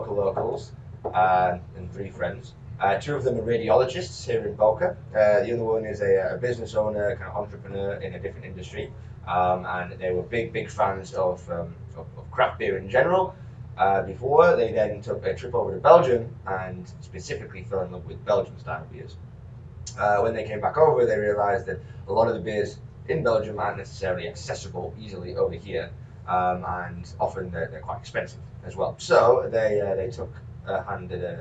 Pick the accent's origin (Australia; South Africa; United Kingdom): United Kingdom; York, Yorkshire and the Humber; accent: Yorkshire; moved away as an adult; now in Florida, United States; I'm from Northern England. So this is a very genuine Yorkshire accent you're hearing.